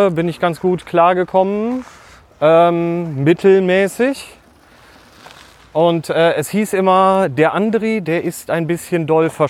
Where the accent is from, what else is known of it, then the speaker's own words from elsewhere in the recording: Bad Oeynhausen, North Rhine-Westphalia, Germany; also born or lived in Herford; ich wurde im Kinderkrankenhaus in Herford geboren. Also aber äh, ich sag gerne Bad Oeynhausen. Also da, da komme ich weg. Ich bin Ostwestfale.